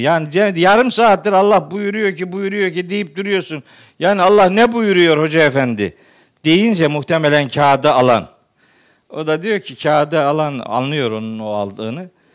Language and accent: Turkish; Eastern Black Sea, Turkey; Bizim oraları bilirim ben, iyi bilirim. Doğu Karadeniz'i iyi bilirim